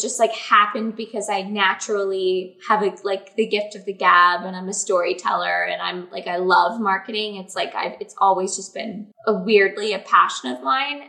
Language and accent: English; Canada